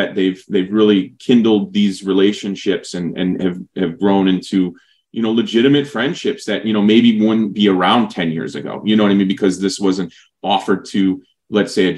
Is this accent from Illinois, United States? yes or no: yes; Berwyn, Illinois, United States; now in San Antonio, United States; my hometown, you know, Berwyn, but now, you know, we'll call it Chicago